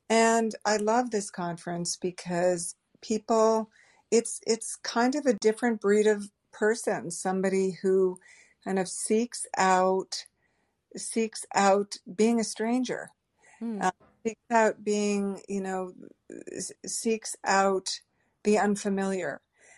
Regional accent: New England, United States; I grew up in New England. Every friend, everyone I knew growing up was going to Vermont or New Hampshire or skiing every weekend, and I did not go skiing.

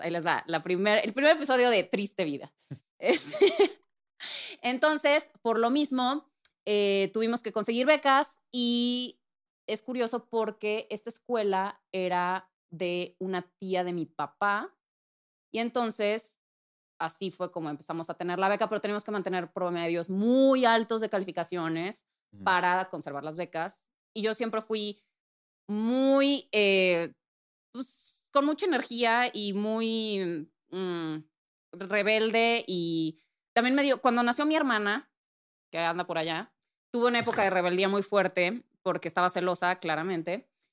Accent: Puebla, Mexico; moved away as an adult; now in Mexico City, Mexico; pues crecí en, eh, Puebla, soy de Puebla, Puebla, Puebla

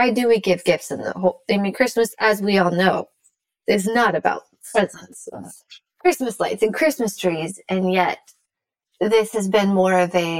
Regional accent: Salem, Oregon, United States; where I grew up outside of Salem.

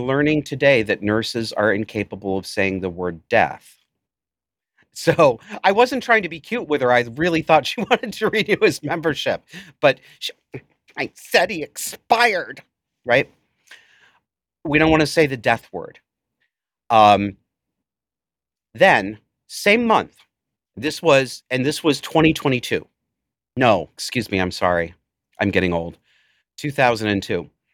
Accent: Cortland, United States; Cortland was my hometown, the town that I spent some years growing up

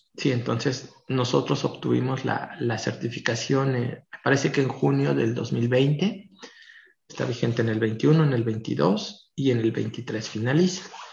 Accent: Tlaxcala, Mexico; los que somos de Tlaxcala, pues Tlaxcala es muy pequeñito

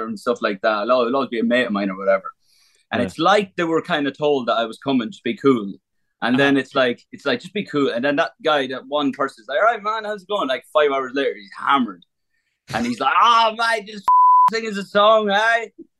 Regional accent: Ireland; on the last night, we just had a good crack in my hometown. And because at the time, there was like a what's called a Cayley, which is like basically like an Irish music festival

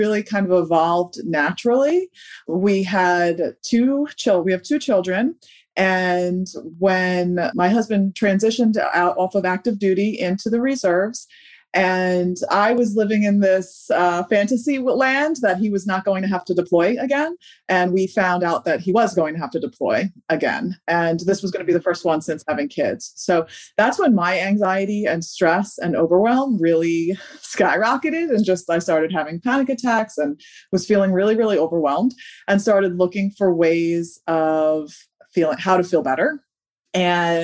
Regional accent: New York, United States; now in Delaware, United States; I'm originally from New York and now I live in Delaware

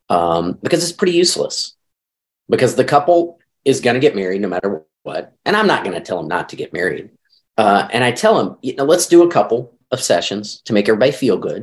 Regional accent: Arkansas, United States; now in St. Louis, United States; I grew up in Arkansas, never had allergies until I moved to St. Louis

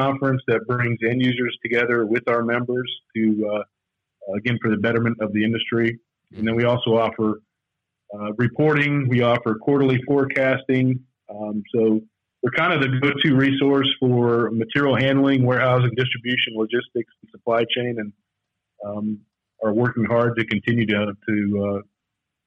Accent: North Carolina, United States; moved away as an adult; also born or lived in Miami; I'm from North Carolina, which is where MHI is headquartered, so it was a great opportunity to get back to closer to home, to friends and family

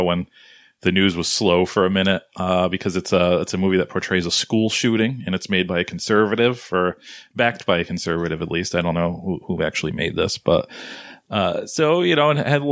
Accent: Northeast, United States; I'm from the Northeast, so everything's kind of compact up there.

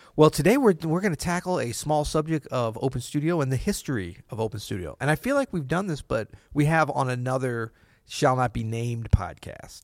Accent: St. Louis, Missouri, United States; moved away as an adult; also born or lived in New Orleans; my wife and I grew up in Saint Louis

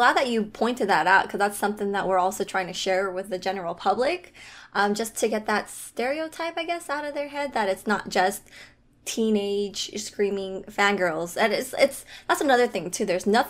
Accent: Alaska, United States; I grew up in Alaska.

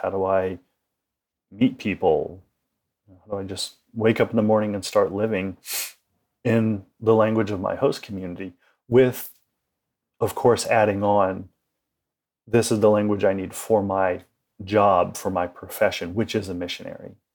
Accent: United States; as an American, uh, a modern day American

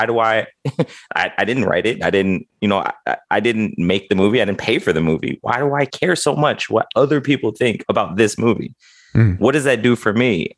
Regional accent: Midwest, United States; I was raised in the Midwest

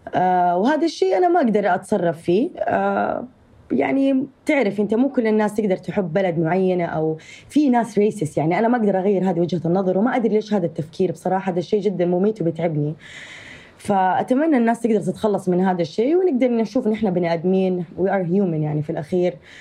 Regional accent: Saudi Arabia; accent: Saudi; also born or lived in Jeddah; أنا نشأت وتربيت و آه وعشت طول حياتي في السعودية

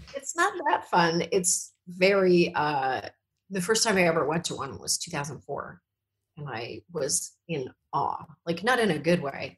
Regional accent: Canada; moved away; we're from Canada

